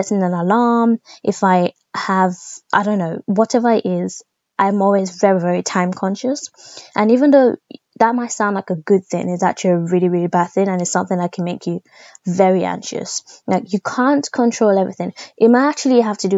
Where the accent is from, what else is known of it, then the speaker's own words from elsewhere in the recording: Nigeria; being Nigerian